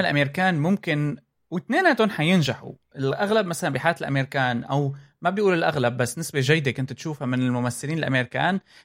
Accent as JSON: {"language": "Arabic", "country": "Syria", "tie": "born or raised there", "moved": "yes", "said": "لما كنت انا ب عندنا بسوريا"}